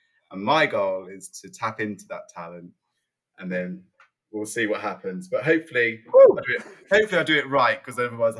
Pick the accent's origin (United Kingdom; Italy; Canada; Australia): United Kingdom; East Midlands; It was in Lincolnshire. Yeah.